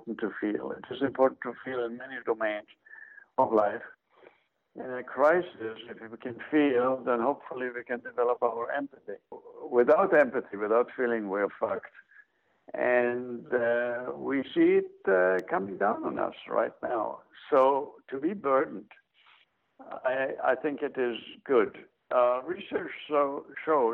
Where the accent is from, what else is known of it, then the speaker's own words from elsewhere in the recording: Israel; moved away as an adult; now in Athens, Georgia, United States; having grown up in Israel